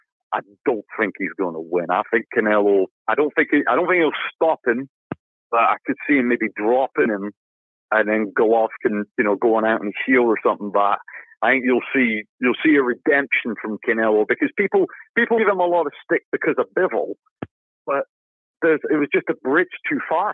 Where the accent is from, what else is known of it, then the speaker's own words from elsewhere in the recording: United Kingdom; I'm a Brit